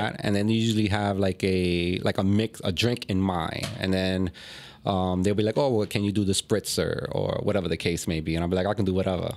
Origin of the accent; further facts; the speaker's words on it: New York, United States; moved away as an adult; now in Philadelphia, United States; I'm originally from New York. You know, I grew up in New York.